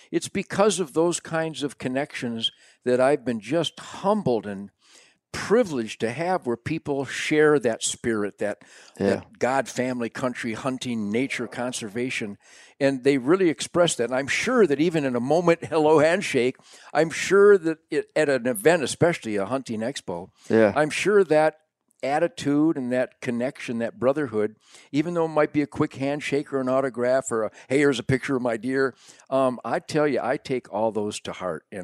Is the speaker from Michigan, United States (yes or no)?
yes; Detroit, Michigan, United States; I was born in Detroit